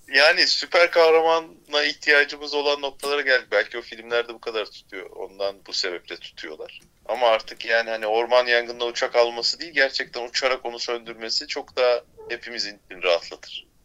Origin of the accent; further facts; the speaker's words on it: Bozcaada, Çanakkale, Turkey; bizim oralar Bozcaada